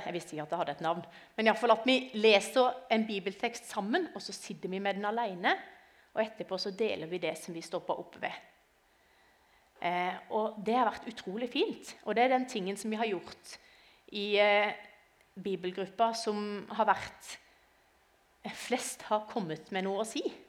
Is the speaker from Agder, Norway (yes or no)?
yes; Arendal, Agder, Norway; now in Lillesand, Norway; jeg kommer som sagt eh, fra Lillesand, eller egentlig fra Arendal, men akkurat i dag så kommer jeg fra Lillesand.